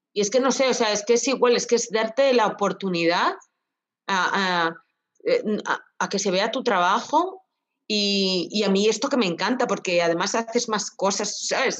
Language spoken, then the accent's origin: Spanish; Castilla-La Mancha, Spain; mi tierra, que las, que las almendras es el fruto seco que más, que más tenemos aquí en Castilla-La Mancha